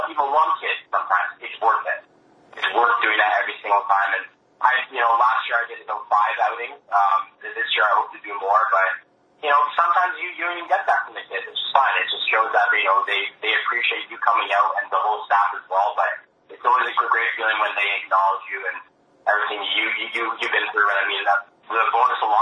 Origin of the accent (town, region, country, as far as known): Canada